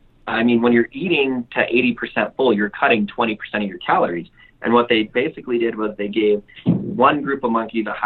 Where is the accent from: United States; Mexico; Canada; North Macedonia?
Mexico; moved away; I grew up really poor in Mexico